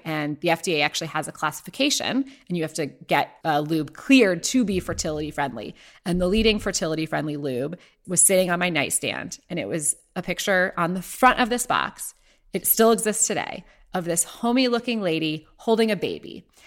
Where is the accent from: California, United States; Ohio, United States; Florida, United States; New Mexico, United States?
Ohio, United States; moved away; my story starts in Ohio, where I was born and raised